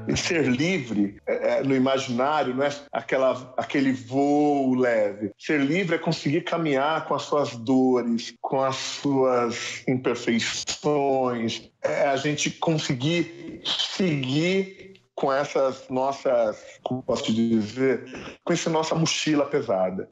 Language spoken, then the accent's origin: Portuguese; São Paulo, Brazil; Eu moro ainda no lugar onde eu nasci, que é a Vila Inhocuné